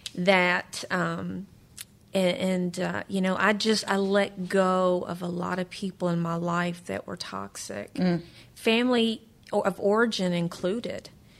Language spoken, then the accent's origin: English; New Jersey, United States; I'm from Jersey.